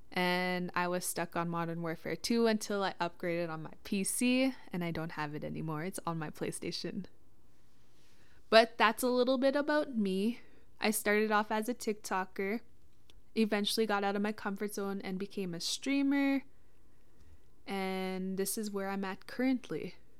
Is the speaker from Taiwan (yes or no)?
no; Witchekan Lake First Nation, Treaty Six territory, Saskatchewan, Canada; I'm from Wichita Lake First Nation, Treaty Six territory